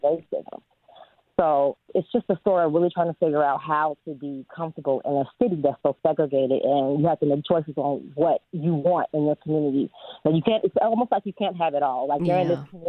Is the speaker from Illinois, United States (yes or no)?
yes; Chicago, Illinois, United States; I am a born Southsider. I grew up in the Inglewood neighborhood